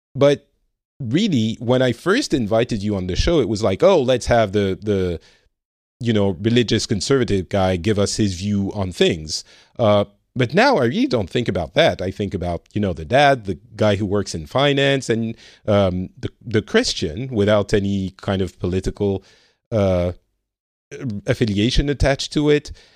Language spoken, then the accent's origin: English; France; now in Finland; I am originally from France. I'm currently living in Finland